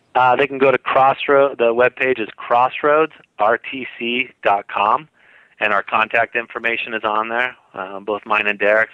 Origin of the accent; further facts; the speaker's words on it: San Jose, California, United States; now in Utah, United States; I grew up in in San Jose, California, you know, close to Santa Cruz